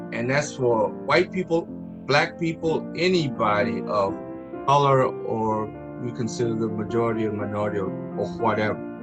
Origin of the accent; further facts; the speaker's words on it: Greensboro, North Carolina, United States; I was born in 1948 in Greensboro, North Carolina